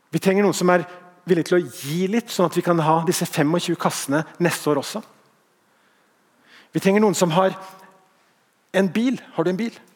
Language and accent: Norwegian; Bergen, Vestland, Norway; Jeg var ikke ment sånn, jeg er bergenser sjøl.